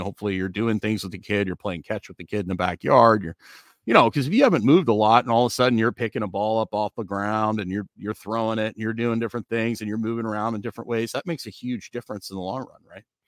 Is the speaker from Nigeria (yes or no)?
no; Canada; when I was growing up in Canada